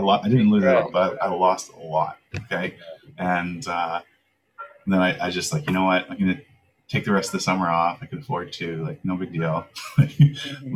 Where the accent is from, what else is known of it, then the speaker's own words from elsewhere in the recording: Langley, British Columbia, Canada; also born or lived in Vancouver, Canada / Davis Bay, Canada; I moved up to Langley when I was seven yeah. uh, with a family that adopted me, mm-hmm. and I spent my growing up years in like a suburb of Langley